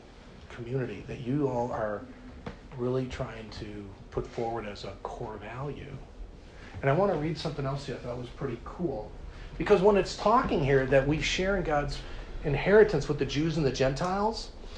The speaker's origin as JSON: {"language": "English", "country": "United States", "said": "we're American Christians"}